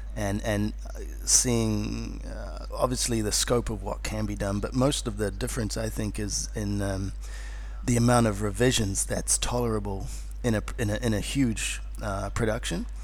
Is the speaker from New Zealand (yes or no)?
yes; Wellington, New Zealand; accent: New Zealand; moved away as an adult; now in Australia; This is in Wellington, you know, where I grew up in New Zealand